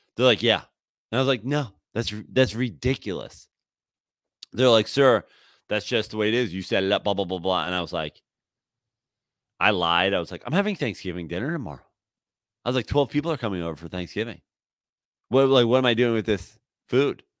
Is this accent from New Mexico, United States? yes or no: no; New York, United States; now in Southern California, United States; I'm from New York